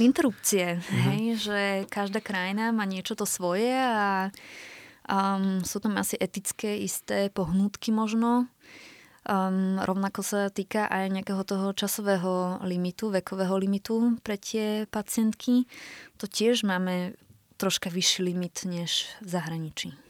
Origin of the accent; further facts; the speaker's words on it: Slovakia; moved away as an adult; also born or lived in Germany; now in Vienna, Austria; ešte niekedy kompletne vrátime na Slovensko